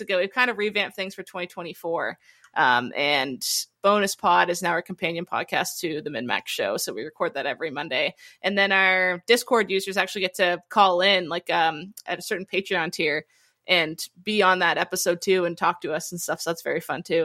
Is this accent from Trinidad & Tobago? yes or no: no; Halifax, Nova Scotia, Canada; I'm from Halifax, Nova Scotia